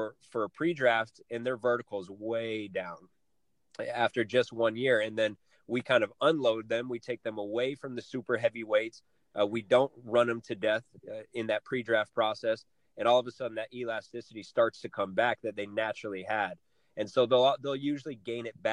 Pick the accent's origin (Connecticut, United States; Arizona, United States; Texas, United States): Arizona, United States; Flagstaff; moved away; Northern Arizona, back to my hometown